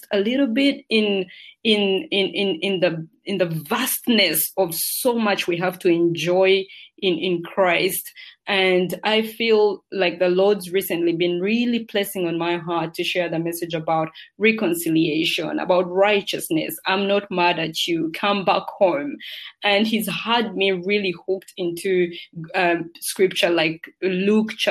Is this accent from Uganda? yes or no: yes; Uganda; also born or lived in United Kingdom; now in United Arab Emirates; Originally, I'm from Uganda, which is in Africa. That's where I spent the larger part of my childhood